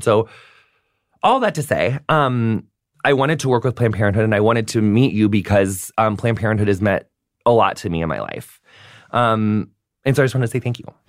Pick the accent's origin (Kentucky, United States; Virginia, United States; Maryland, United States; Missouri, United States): Missouri, United States; St. Louis; moved away; I lived in St. Louis